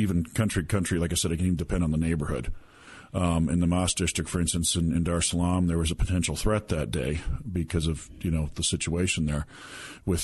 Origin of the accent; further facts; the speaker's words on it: United States; as an American